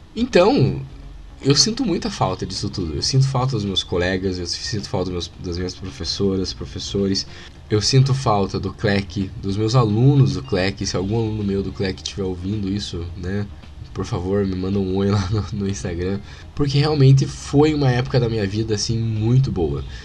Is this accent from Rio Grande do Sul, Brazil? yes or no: no; Paraná, Brazil; accent: Paranaense; paranaense aqui, o sotaque paranaense agora falou alto